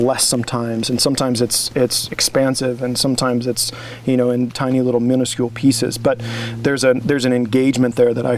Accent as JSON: {"language": "English", "region": "Midwest", "country": "United States", "tie": "born or raised there", "said": "growing up in the Midwest, like, your options of fresh things are limited. And I grew up in a farming community where you don't, like, no one was growing food."}